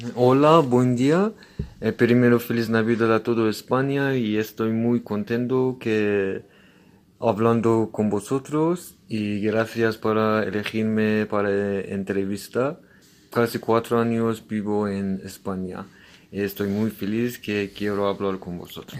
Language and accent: Spanish; Iran; Spanish is a second language; moved away as an adult; now in Spain; en mi país no tenemos Día de los Reyes